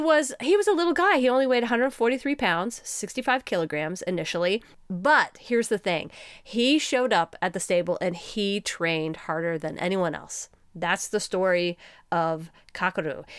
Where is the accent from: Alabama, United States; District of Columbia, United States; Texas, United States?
Texas, United States; we are from Texas